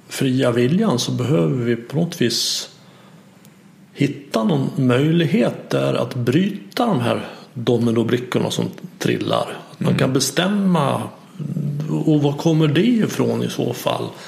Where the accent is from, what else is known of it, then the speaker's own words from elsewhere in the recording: Sweden; vi är födda i Sverige och lärt oss det.